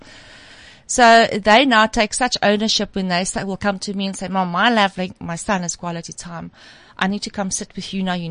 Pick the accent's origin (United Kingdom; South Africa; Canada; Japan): South Africa; as a South African